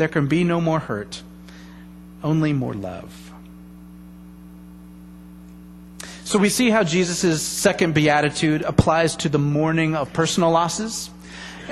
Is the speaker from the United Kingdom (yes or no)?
no; United States; As an American people